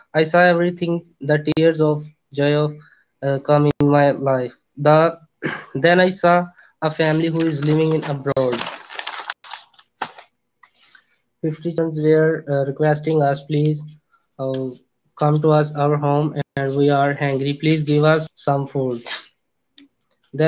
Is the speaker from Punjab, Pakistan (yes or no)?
yes; Punjab, Pakistan; I'm from Punjab, Pakistan.